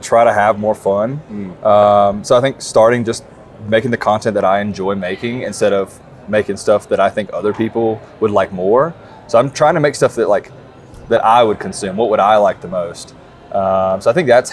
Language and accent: English; South Carolina, United States; I am from South Carolina